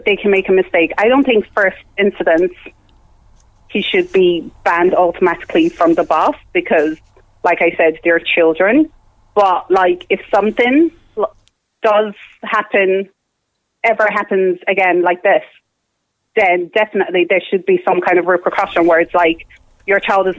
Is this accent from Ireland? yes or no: yes; Ireland; I grew up in Ireland. I've lived in Ireland, like, almost 20 years